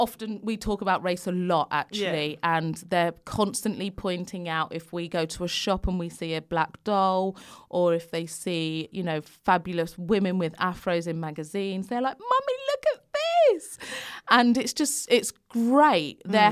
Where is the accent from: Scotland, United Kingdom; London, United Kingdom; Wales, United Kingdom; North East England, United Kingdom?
London, United Kingdom; I grew up in London, but it was predominantly white area then.